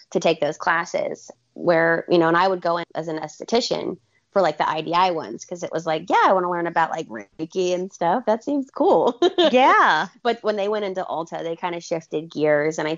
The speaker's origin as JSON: {"language": "English", "region": "Alabama", "country": "United States", "also_born_or_lived": "Portland, Oregon / California / Arizona", "said": "so I'm from Alabama originally. I mean, I've lived all over the country."}